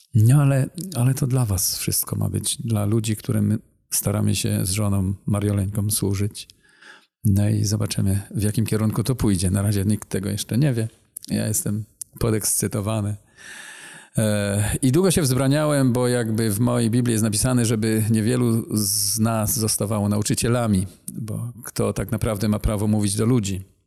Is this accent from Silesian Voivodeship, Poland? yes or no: yes; Silesian Voivodeship, Poland; now in Masuria, Poland; Pochodzę ze Śląska, teraz chwilowo mieszkamy na Mazurach.